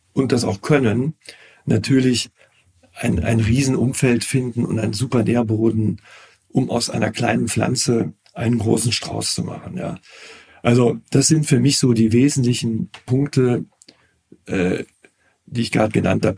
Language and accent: German; Cologne, North Rhine-Westphalia, Germany; ich bin Kölner, lebe seit meiner Geburt in Köln